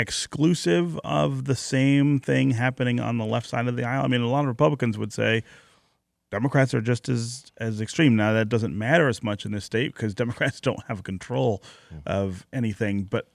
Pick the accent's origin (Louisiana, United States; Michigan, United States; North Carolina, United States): Michigan, United States; Detroit; I grew up here in Michigan and Detroit.